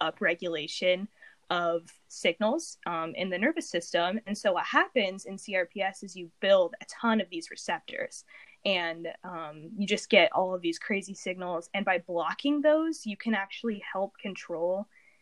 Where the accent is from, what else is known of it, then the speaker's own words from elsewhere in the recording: Indiana, United States; I'm from Indiana, like Will